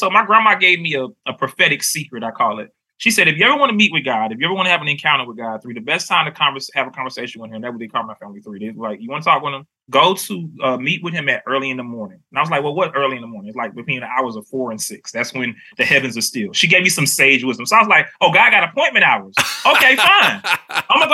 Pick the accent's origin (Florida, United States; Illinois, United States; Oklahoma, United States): Florida, United States; Miami; moved away as an adult; now in North Carolina, United States; I'm from Miami, Florida